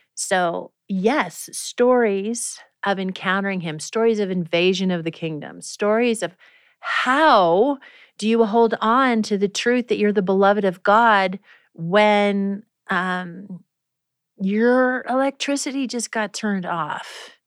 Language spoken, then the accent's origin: English; Prairie Village, Kansas, United States; moved away; I grew up in Prairie Village, Kansas. And the first almost 10 years of my life